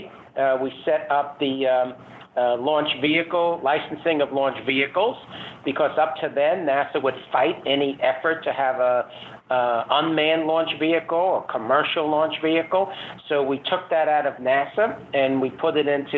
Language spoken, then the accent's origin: English; United States